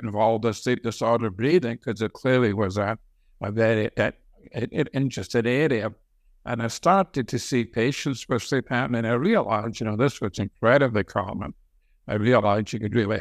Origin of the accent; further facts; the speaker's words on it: Scotland, United Kingdom; moved away as an adult; also born or lived in Glasgow, Scotland / Pennsylvania, United States; now in United States; I grew up in Scotland, and I went to the University of Glasgow